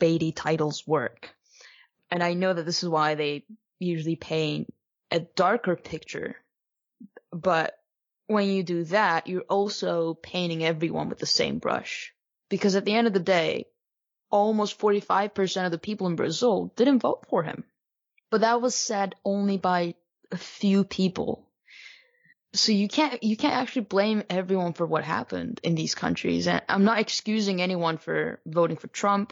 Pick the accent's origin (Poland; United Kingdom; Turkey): Turkey; I'm from Turkey and I've lived under the rule of a strongman